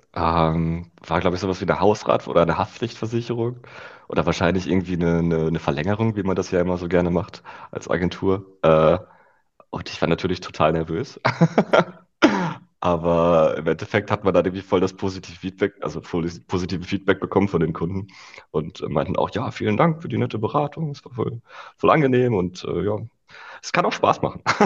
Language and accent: German; Rheda-Wiedenbrück, North Rhine-Westphalia, Germany; now in Berlin, Germany; Reda Wiedenbrück heißt das Städtchen